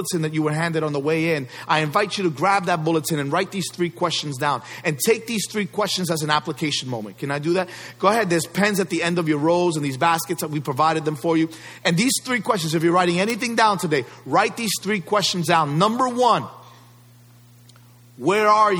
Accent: New York City, New York, United States; I grew up in New York City

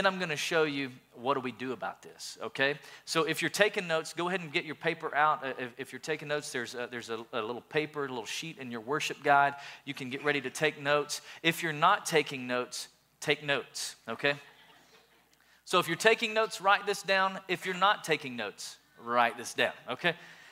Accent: Sweetwater, Tennessee, United States; I grew up in a little town called Sweetwater

